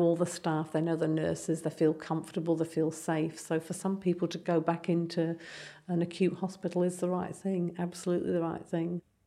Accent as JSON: {"language": "English", "region": "England", "country": "United Kingdom", "accent": "English", "moved": "yes", "said": "you can hear I'm English"}